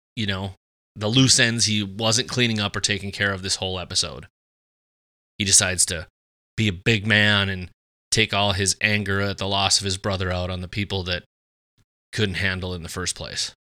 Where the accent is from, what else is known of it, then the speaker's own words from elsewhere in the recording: Fargo, North Dakota, United States; grew up Catholic here in the, here in the old Fargo